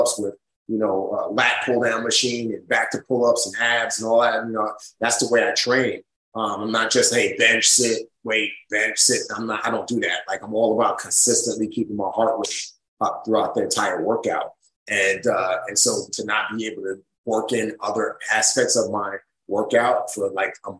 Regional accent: New York City, New York, United States; also born or lived in Nigeria; growing up in the Bronx

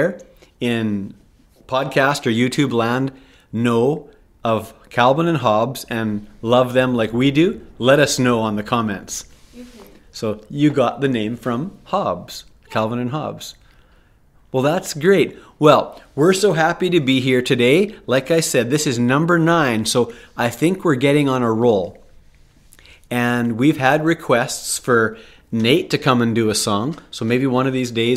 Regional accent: Canada; now in United States; I'm from Canada, and I've never been to school in the States.

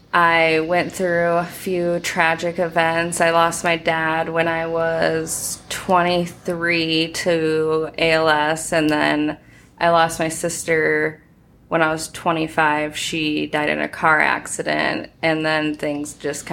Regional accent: Sioux Falls, South Dakota, United States; I was born and raised here in Sioux Falls.

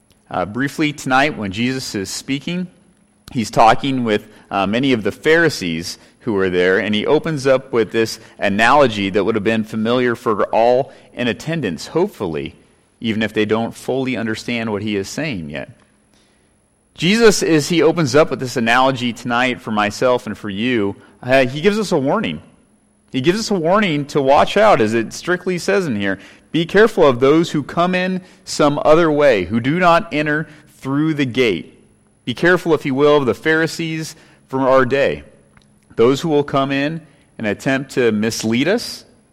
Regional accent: California, United States; Growing up in California as a boy, I have many memories there.

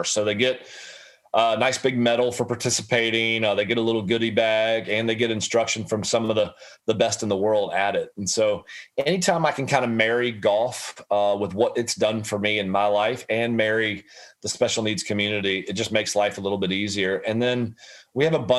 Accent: Ponte Vedra, Florida, United States; I grew up in Ponte Vedra

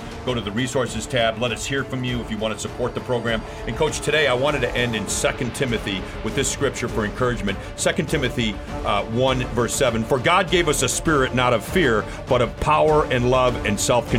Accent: New York City, New York, United States; I grew up in New York City

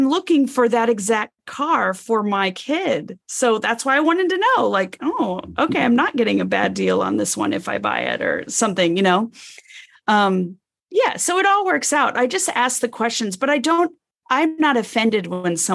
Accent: Arizona, United States; I grew up in Arizona and lived with my mom and stepdad

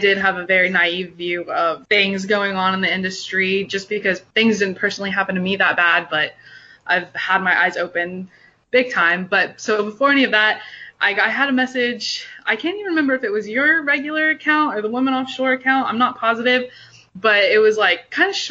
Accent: Houston, Texas, United States; down here in the South, I'm from Houston, Texas

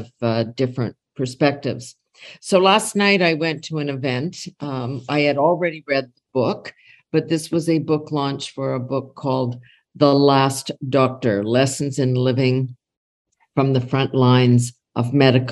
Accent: Canada; we're Canadian

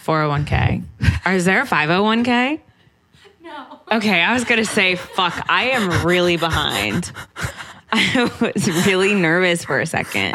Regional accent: San Antonio, Texas, United States; also born or lived in San Diego, California; now in New York, United States; I'm from Texas

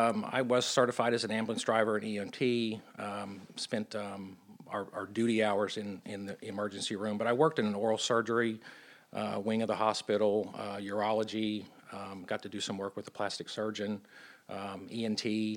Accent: Joplin, Missouri, United States; Because I consider Joplin my hometown. Yeah. I graduated high school there.

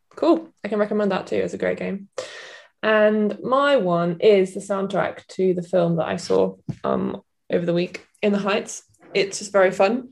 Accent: Cornwall, South West England, United Kingdom; I'm from Cornwall

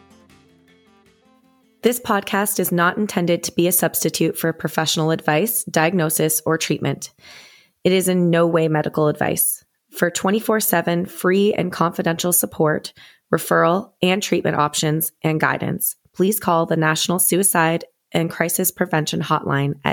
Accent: Canada; now in Nashville, United States; I'm a Canadian country artist living in Nashville, Tennessee

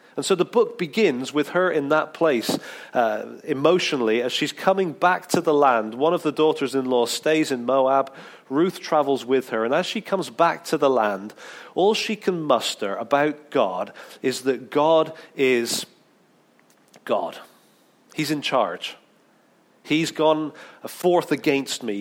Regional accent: England, United Kingdom; being really English

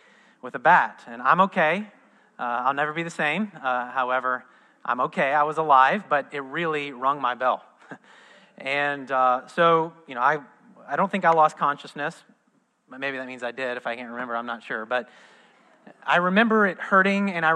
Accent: Midwest, United States; moved away as an adult; also born or lived in Southern California; now in Orlando, United States; I was raised in the Midwest.

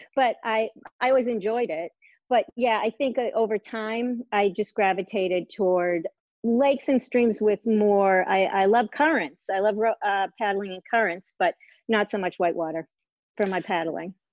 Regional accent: Massachusetts, United States; moved away as an adult; now in Maine, United States; I grew up in Massachusetts um, on a lake

